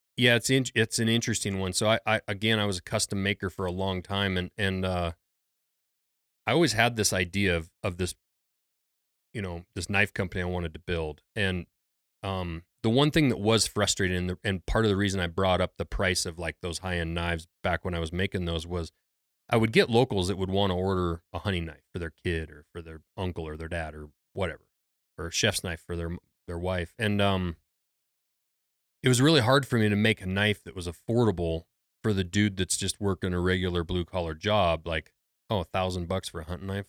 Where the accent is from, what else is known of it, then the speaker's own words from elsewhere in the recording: Lincoln, Montana, United States; I grew up in Lincoln, Montana, which is a small logging town